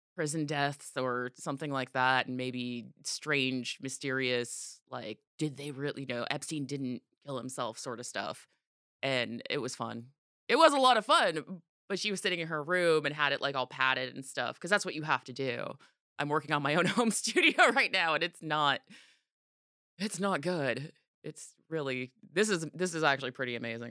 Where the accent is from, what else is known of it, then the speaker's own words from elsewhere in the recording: Orange County, California, United States; I grew up in Orange County